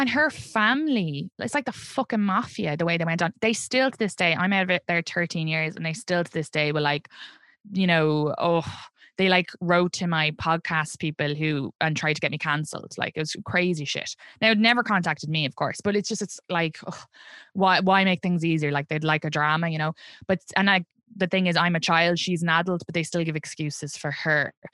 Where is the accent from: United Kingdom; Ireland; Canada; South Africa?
Ireland; accent: Irish; moved away as an adult; now in Brooklyn, United States; I'm from Ireland